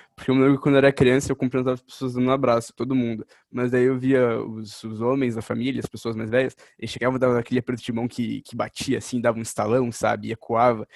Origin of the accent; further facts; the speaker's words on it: Brazil; como brasileiro